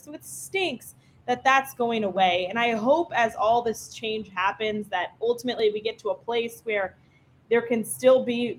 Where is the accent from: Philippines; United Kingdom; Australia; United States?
United States; Fayetteville, Arkansas; born there; I was actually born in Fayetteville. I lived there the first 2 months of m